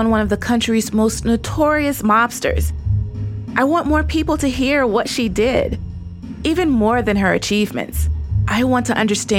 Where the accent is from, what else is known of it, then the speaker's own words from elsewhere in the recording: Nashville, Tennessee, United States; moved away as an adult; also born or lived in Atlanta, Georgia; now in New York, United States; Long before I moved to New York and became a writer, I grew up in Nashville, Tennessee. This was during the 80s and 90s.